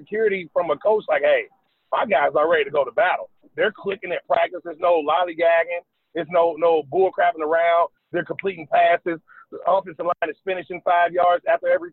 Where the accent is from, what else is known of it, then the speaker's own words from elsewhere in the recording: Dayton, Ohio, United States; moved away as an adult; now in South Carolina, United States; I'm from Dayton, Ohio. We're only like an hour and 25 minutes from Lexington, Kentucky